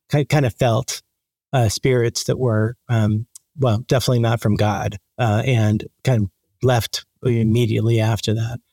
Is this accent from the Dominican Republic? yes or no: yes; Dominican Republic; moved away; I was born in the Dominican Republic